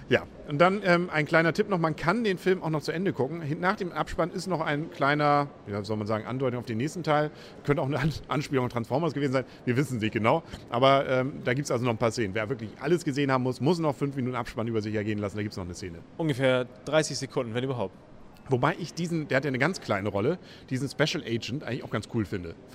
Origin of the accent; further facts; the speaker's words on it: Northern Germany, Germany; Als Norddeutscher können wir auch Johansson sagen.